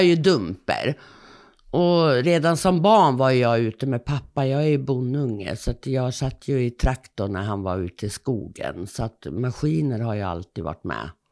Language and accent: Swedish; Stockholm, Stockholm County, Sweden; accent: Stockholm dialect (stockholmska); also born or lived in Södermanland / Åsljunga; now in Perstorp, Sweden; jag är uppifrån Sörmland. Jag är född i Stockholm, så att man hör nog stockholmskan slå igenom lite mycket ibland.